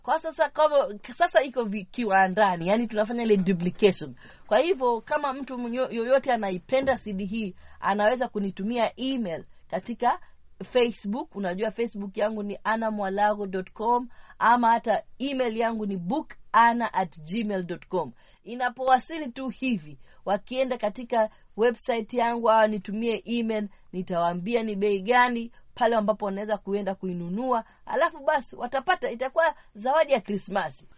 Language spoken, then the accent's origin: Swahili; Kenya; mimi ni Mswahili mimi ni mm. Mkenya